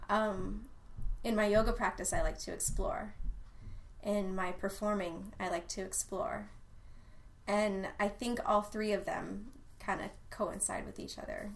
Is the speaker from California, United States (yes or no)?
no; Austin, Texas, United States; born or raised there